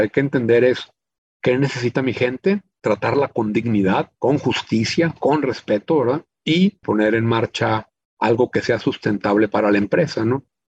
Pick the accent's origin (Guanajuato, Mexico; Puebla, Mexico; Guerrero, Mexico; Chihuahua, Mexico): Chihuahua, Mexico; also born or lived in United States / Monterrey; yo soy originario de Chihuahua, México, la ciudad en la que he vivido pues, la mayor parte de mi vida.